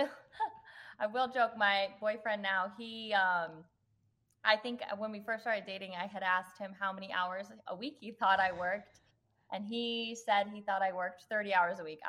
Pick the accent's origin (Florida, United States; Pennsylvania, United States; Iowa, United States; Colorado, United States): Colorado, United States; Arvada; moved away as an adult; also born or lived in California / Philadelphia / Kalamazoo, Michigan; now in Minneapolis, United States; So I was technically born in California, but I only lived there for 9 months. And then I grew up in Arvada, Colorado